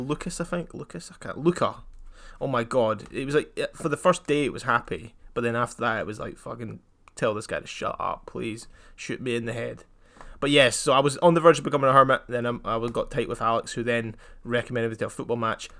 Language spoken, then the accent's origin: English; Scotland, United Kingdom; I'm half English, half Scottish